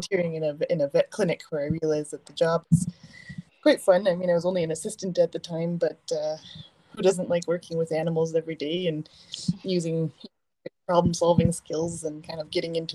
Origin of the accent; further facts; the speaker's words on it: Sherwood Park, Alberta, Canada; I grew up in Sherwood Park